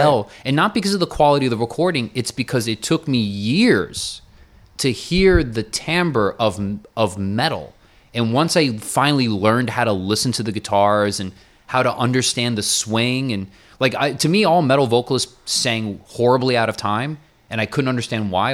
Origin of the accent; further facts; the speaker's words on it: Miami, Florida, United States; now in New York, United States; all the years I grew up in Miami